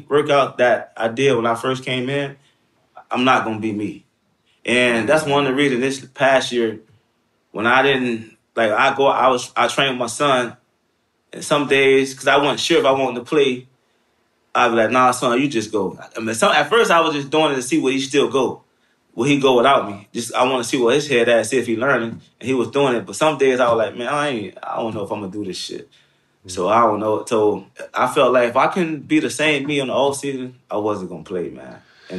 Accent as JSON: {"language": "English", "town": "Miami", "region": "Florida", "country": "United States", "said": "And I'm from Miami, so he played the same position."}